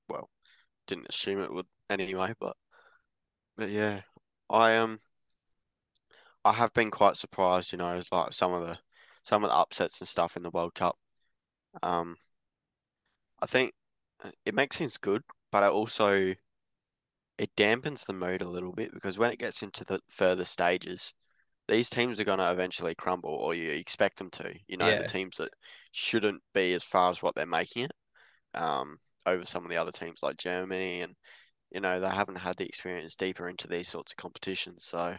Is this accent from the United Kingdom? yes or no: yes; England, United Kingdom; I'm English as well